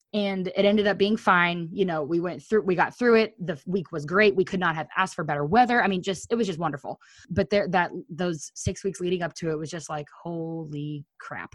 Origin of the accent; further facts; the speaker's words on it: Missouri, United States; We're from Missouri